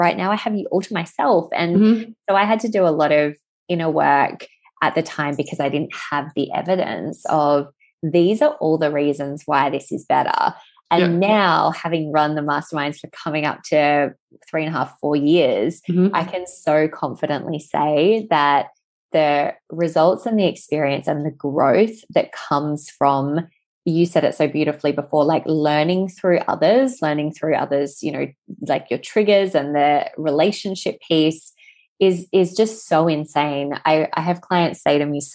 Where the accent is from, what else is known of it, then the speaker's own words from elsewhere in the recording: Western Australia, Australia; I'm from Western Australia